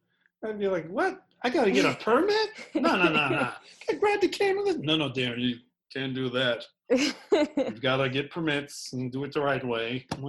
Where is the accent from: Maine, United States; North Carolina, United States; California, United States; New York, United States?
New York, United States; New York City